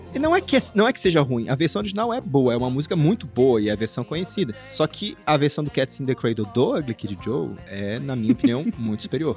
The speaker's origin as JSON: {"language": "Portuguese", "country": "Brazil", "said": "nós somos brasileiros"}